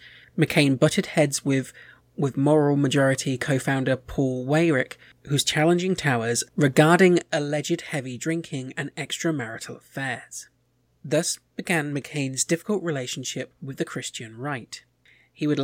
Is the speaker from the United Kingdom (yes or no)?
yes; United Kingdom